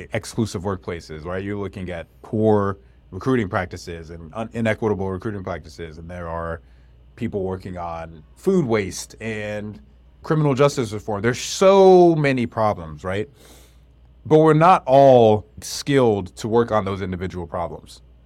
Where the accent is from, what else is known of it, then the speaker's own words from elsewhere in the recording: North Carolina, United States; I grew up in North Carolina, too